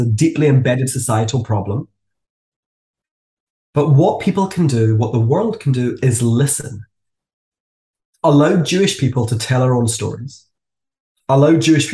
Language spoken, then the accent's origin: English; Glasgow, Scotland, United Kingdom; moved away as an adult; now in Hong Kong; I was a Jew growing up in Glasgow